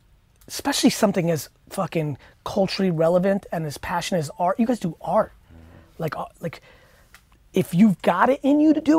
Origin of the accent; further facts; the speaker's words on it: Edison, New Jersey, United States; I grew up in Edison, New Jersey, good mixed culture. I'm 41